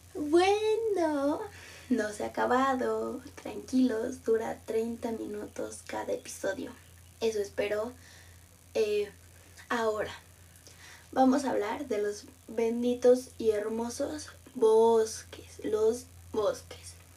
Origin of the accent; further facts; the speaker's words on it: Mexico City, Mexico; yo soy de Ciudad de México